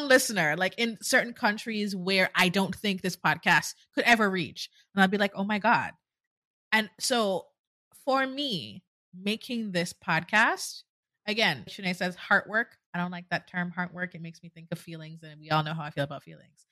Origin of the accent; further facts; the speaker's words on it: Jamaica; moved away as an adult; now in United States; I'm Jamaican, born and raised